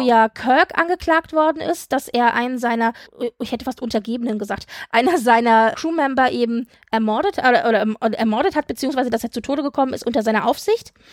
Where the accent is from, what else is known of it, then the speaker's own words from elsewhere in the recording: Frankfurt, Hesse, Germany; ich als alter Frankfurter